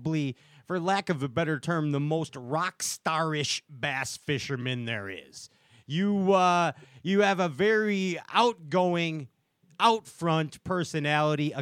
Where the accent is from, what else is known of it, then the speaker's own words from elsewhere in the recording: Chicago, Illinois, United States; We're from the Chicagoland area, the home of the blues